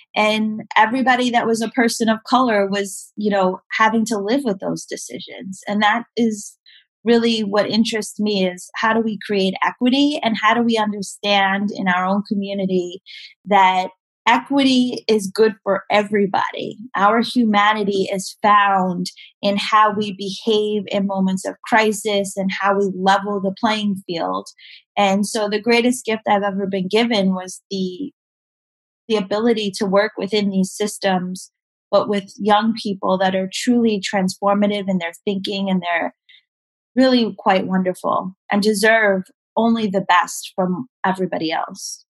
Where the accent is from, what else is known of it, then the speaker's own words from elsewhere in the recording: New York City, New York, United States; I grew up in Staten Island um, and the South Shore